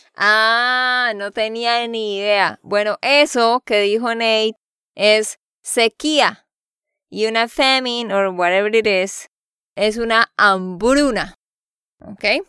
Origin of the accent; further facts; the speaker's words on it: Santander, Colombia; de Santander, Colombia.